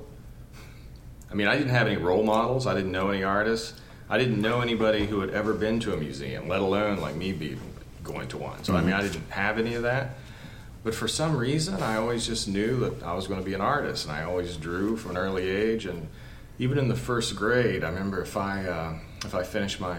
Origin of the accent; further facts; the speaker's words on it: West Virginia, United States; I grew up in West Virginia, and it was super working class background